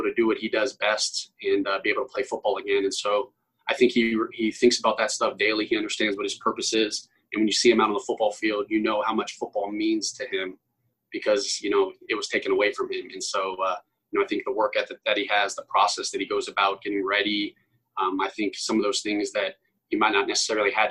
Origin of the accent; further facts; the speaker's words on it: Broward County, South Florida, United States; I'm obviously from Broward County